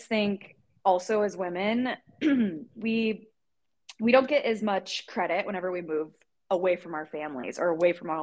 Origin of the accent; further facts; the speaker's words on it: Indiana, United States; moved away as an adult; also born or lived in Arizona; now in Los Angeles, United States; when I moved from Indiana to Arizona, whenever I went to college at ASU, all my friends and family back home